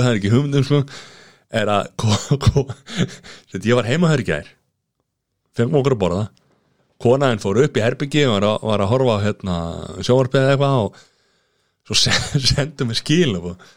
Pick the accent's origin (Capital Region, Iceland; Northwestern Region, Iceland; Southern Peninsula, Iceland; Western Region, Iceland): Southern Peninsula, Iceland; Grindavík; ég er að blá frá Greinvík